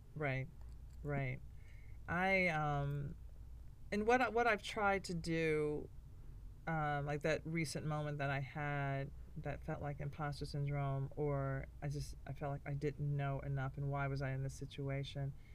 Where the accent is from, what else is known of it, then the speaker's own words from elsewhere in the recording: Nashville, Tennessee, United States; I'm from Nashville